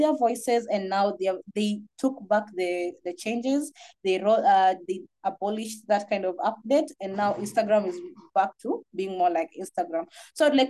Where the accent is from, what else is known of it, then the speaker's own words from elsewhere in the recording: Kenya; I'm from Kenya.